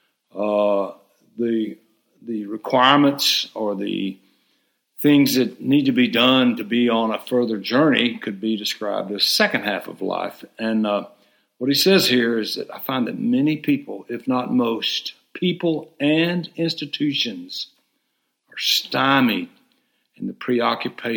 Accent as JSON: {"language": "English", "town": "Hot Springs", "region": "Arkansas", "country": "United States", "tie": "born or raised there", "said": "I grew up in Hot Springs, Arkansas"}